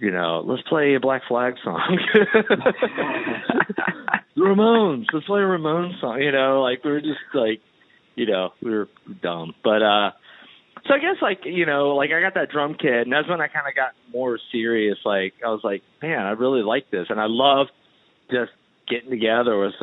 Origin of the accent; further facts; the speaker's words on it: Danville, Virginia, United States; where I grew up in Danville, Virginia